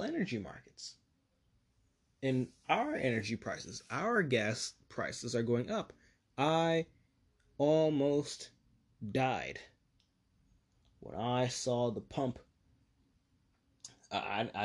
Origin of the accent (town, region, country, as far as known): United States